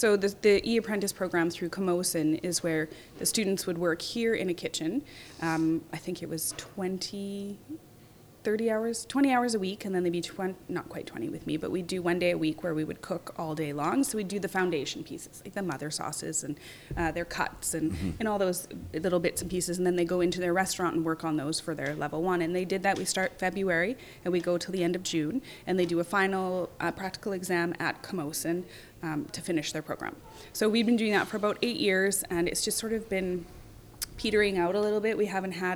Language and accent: English; Canada; I grew up in Canada